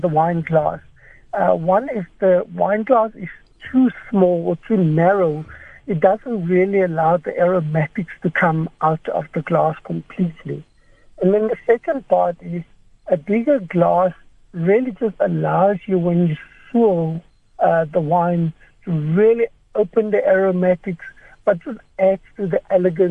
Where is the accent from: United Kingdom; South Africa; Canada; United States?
South Africa; as South African palates